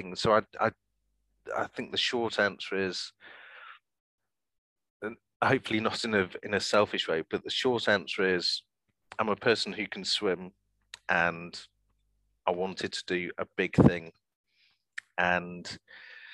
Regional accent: Manchester, North West England, United Kingdom; now in London, United Kingdom; I was brought up in Manchester

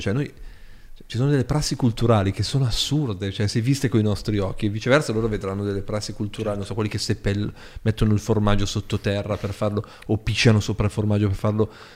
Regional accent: Borgosesia, Piedmont, Italy; sono nato a Borgo Sese

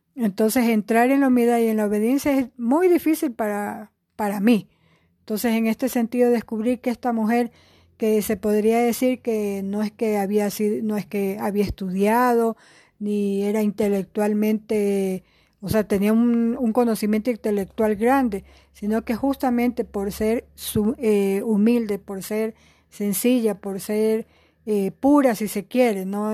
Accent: Guayaquil, Guayas, Ecuador; moved away as an adult; also born or lived in Quito; somos de Guayaquil

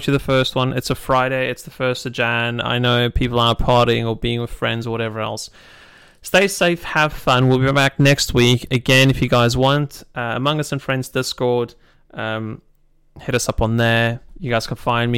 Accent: United Kingdom; I'm British

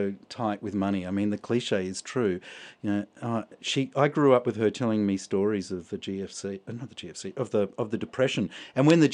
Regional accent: New Zealand; moved away; I was born in New Zealand

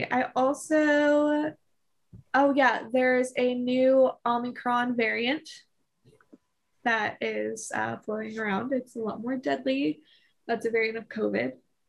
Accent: Harrisonburg, Virginia, United States; my hometown, basically, of Harrisonburg, Virginia

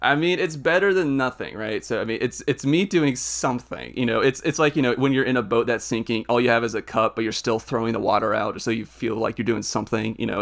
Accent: Nashville, Tennessee, United States; I'm from, I'm from Nashville

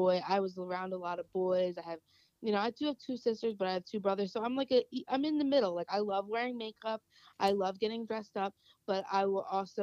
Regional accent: New Jersey, United States; growing up, I grew up around the South Jersey area

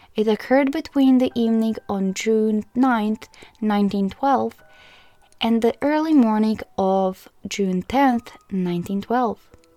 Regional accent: Croatia; I'm from Croatia

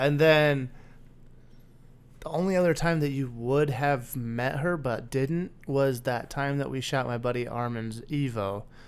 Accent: Bend, Oregon, United States; moved away; my hometown's becoming the same exact way

